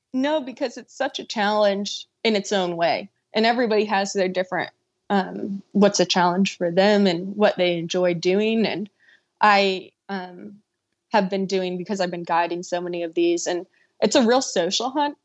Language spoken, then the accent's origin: English; Florida, United States; moved away; growing up in Florida on fishing spots